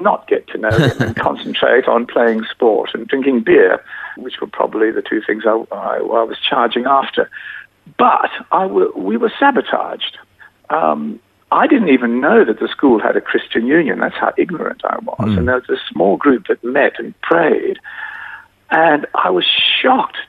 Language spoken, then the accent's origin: English; Adelaide, South Australia, Australia; I was born in Adelaide.